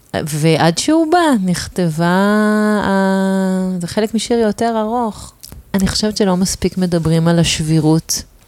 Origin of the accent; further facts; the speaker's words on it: Tel Aviv, Tel Aviv District, Israel; שבתור תל אביבית